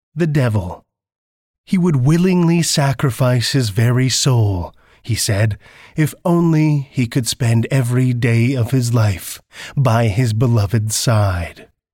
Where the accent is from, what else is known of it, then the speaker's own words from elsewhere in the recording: Saskatoon, Saskatchewan, Canada; I'm from Saskatoon, Saskatchewan, Canada